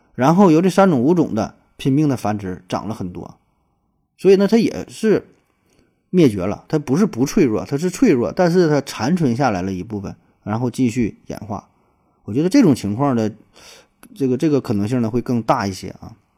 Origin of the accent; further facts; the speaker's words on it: Northeast China, China; 咱东北，或者说跟东北以外的地方儿， 相比较的话，年味儿还算是比较重